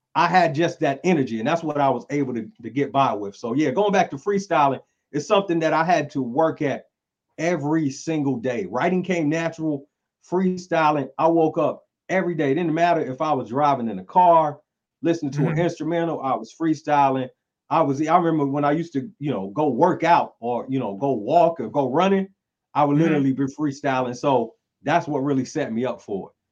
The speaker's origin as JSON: {"language": "English", "town": "Greenville", "region": "North Carolina", "country": "United States", "tie": "born or raised there", "said": "born and raised in North Carolina, Greenville, North Carolina"}